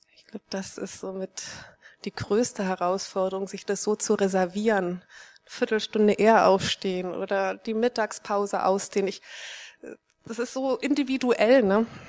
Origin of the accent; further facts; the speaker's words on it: East Germany, Germany; Ich bin in Ostdeutschland aufgewachsen